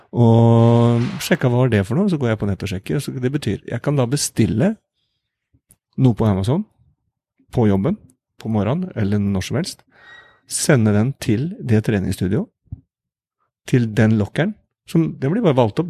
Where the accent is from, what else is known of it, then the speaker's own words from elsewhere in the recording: Norway; moved away as an adult; now in New York, United States; hjemme i Norge